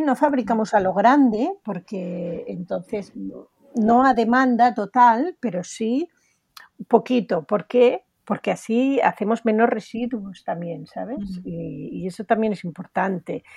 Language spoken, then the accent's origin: Spanish; Spain; Tenemos que estar orgullosos de lo que podemos hacer en España